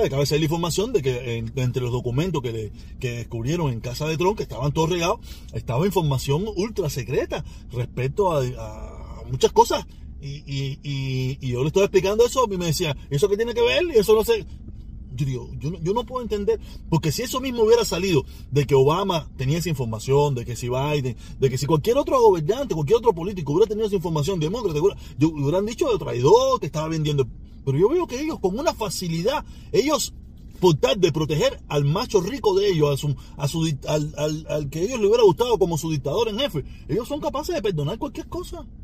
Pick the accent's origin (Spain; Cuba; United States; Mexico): Cuba; yo sigo siendo el protestón cubano